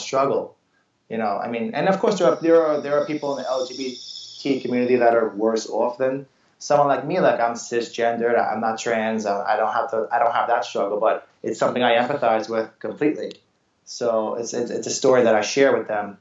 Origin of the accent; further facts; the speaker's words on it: New York City, New York, United States; I'm a New Yorker